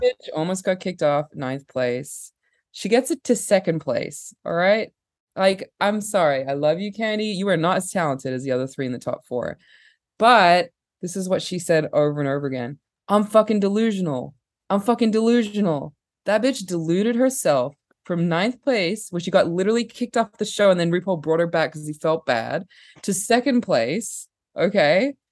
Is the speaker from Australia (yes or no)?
yes; Perth, Western Australia, Australia; accent: partially Australian; moved away; I was born in Perth, Australia, which is a weird town.